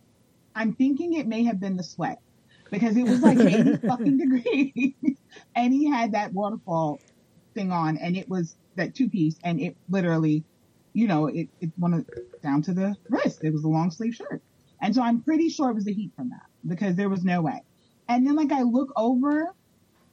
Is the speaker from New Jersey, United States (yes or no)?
yes; Jersey City, New Jersey, United States; accent: Jersey; moved away as an adult; now in Florida, United States; I am originally from New Jersey. I was born and raised in Jersey City, New Jersey